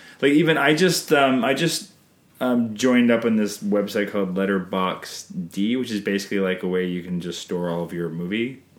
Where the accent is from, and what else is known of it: Canada